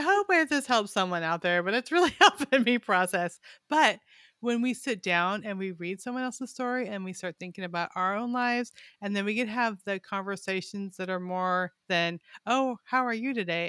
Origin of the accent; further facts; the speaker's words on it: Weed, California, United States; now in Arkansas, United States; We're in Arkansas now, but I grew up in a town called Weed